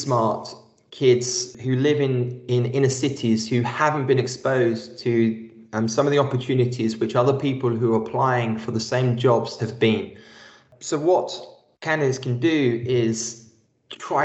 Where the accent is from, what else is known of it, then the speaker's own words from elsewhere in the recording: London, United Kingdom; Being born and raised in East London and the first person in my family to go to university